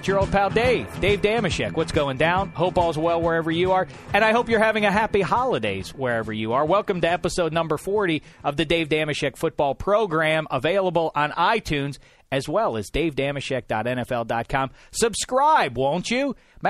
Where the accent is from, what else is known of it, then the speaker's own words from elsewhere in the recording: Pittsburgh, Pennsylvania, United States; I am from Pittsburgh, PA